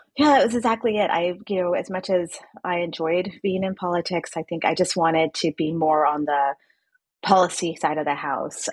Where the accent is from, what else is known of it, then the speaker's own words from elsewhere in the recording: El Paso, Texas, United States; moved away as an adult; also born or lived in Philadelphia / Washington / Baghdad; I grew up in El Paso, Texas, and I spent most of my life there until I ventured off to college on the East Coast